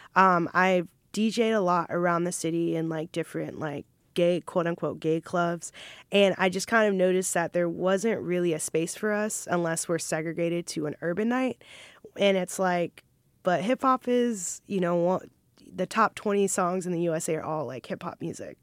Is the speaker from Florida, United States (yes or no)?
yes; Jacksonville, Florida, United States; also born or lived in Maryland; I pretty much grew up here. I claim, I claim Jacksonville